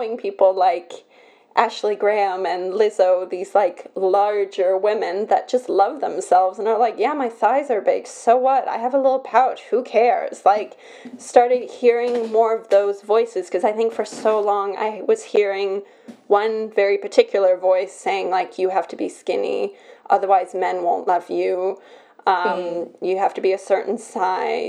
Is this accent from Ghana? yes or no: no; Belgium; I'm born in Belgium